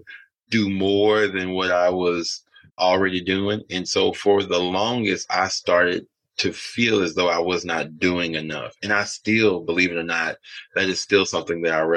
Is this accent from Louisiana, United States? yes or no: yes; Alexandria, Louisiana, United States; moved away; I grew up in Alexandria, Louisiana.